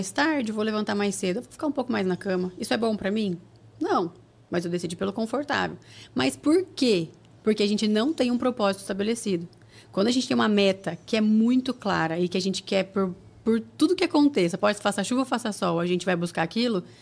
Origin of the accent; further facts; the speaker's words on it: Paraná, Brazil; now in São Paulo, Brazil; Porque quando eu vim do Paraná para São Paulo para trabalhar, eu tive medo.